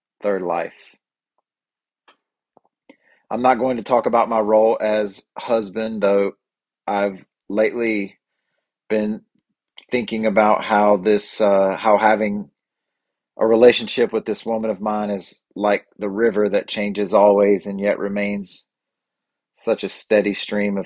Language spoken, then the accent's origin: English; Boiling Springs, United States; Boiling Springs, my hometown